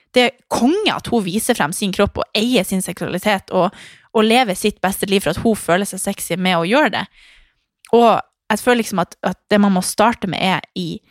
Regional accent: Harstad, Troms, Norway; hjemme i Harstad

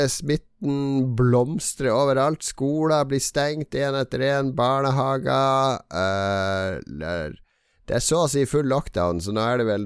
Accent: Northern Norway, Norway; Jeg er fra Nord-Norge, Lars.

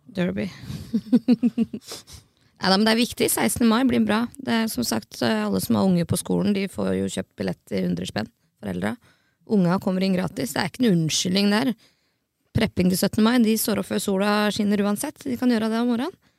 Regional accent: Skjetten, Akershus, Norway; jeg er fra Skjetten

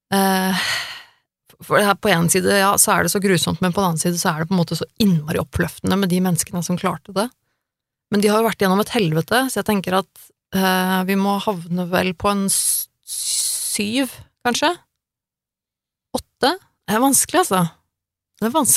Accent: Norway; jeg er født og oppvokst i Norge

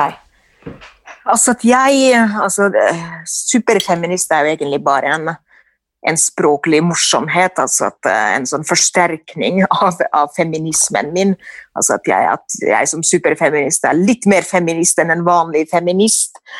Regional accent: Finland; moved away as an adult; now in Norway; mitt hjemland Finland

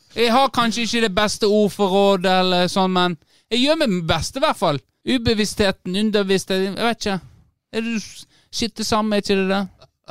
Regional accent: Norway; på Ragnarud i gettoen der jeg vokste opp

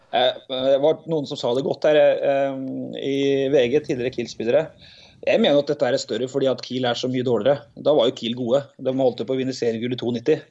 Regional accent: Tynset, Innlandet, Norway; moved away; Han gikk jeg med på skolen i, på Tynset

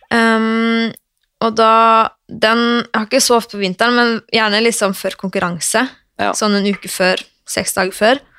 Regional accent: Oslo, Norway; jeg er fra Røa i Oslo.

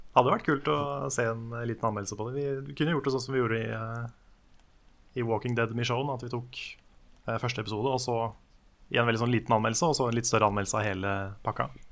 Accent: Norway; jeg er norsk

